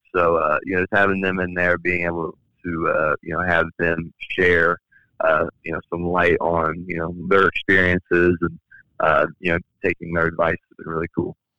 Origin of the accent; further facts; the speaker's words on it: Indianapolis, Indiana, United States; my hometown of Indianapolis